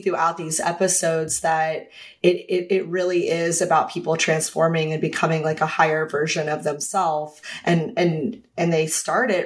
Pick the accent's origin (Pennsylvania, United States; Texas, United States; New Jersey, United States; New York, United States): Texas, United States; I'm from Texas